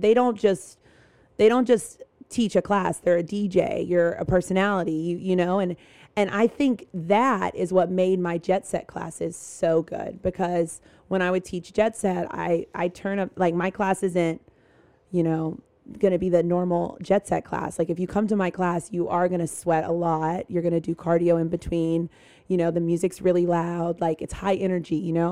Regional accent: North Carolina, United States; I grew up in North Carolina.

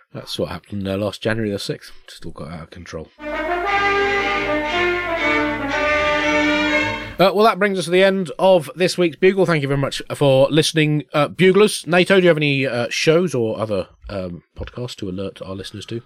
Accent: Tunbridge Wells, South East England, United Kingdom; we grew up in Tunbridge Wells

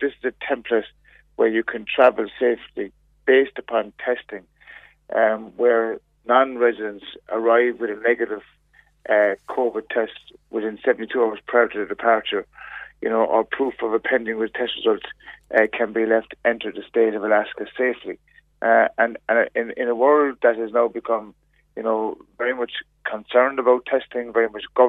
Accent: Ireland; testing is available to us as Irish citizens

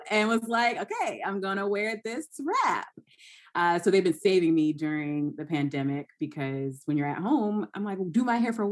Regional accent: Georgia, United States; moved away; And it's crazy because I moved from Georgia. I went to school in North Carolina. I'm a Southern girl.

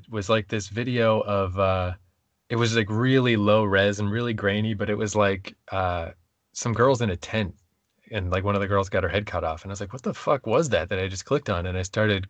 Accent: New Brunswick, Canada; also born or lived in New York; I was from New Brunswick

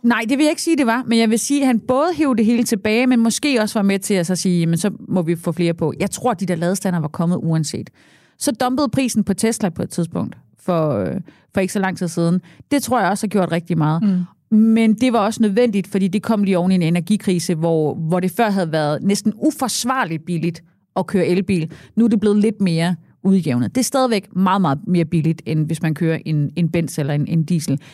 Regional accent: Southern Jutland, Southern Denmark, Denmark; jeg er sønderjyde

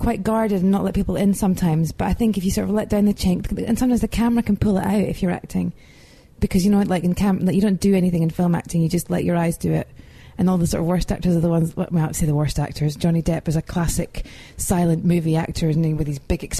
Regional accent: Edinburgh, Scotland, United Kingdom; I'm from Edinburgh

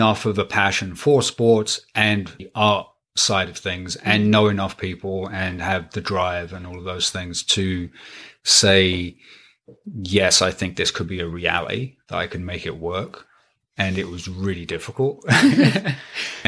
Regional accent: England, United Kingdom; moved away; also born or lived in Pennsylvania; I grew up in England for the most part

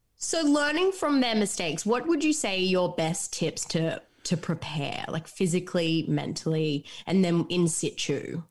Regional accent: Gold Coast, Queensland, Australia; Gold Coast, my hometown.

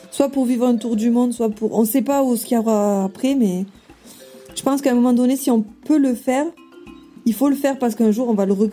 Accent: Sète, Occitania, France; moved away as an adult; now in Tahiti, French Polynesia; je suis originaire du sud de la France, donc euh, précisément de Sète dans l'Hérault. Mhm. J'ai 36 ans maintenant.

